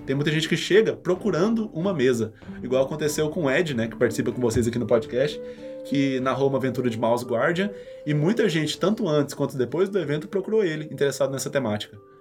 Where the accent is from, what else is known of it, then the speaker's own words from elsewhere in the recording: Abaeté, Minas Gerais, Brazil; moved away; lá de Abaeté, que é a cidade de onde eu vim, com 25 mil habitantes